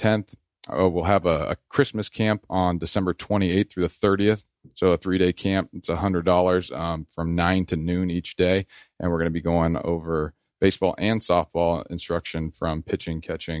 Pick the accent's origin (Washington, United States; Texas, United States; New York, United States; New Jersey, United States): Washington, United States; moved away; I'm from Washington State, and so we played rec ball over there